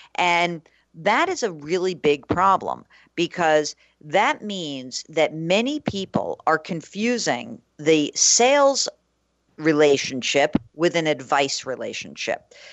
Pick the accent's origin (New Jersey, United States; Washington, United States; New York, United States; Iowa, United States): New York, United States; moved away as an adult; also born or lived in New England; I'm from New York originally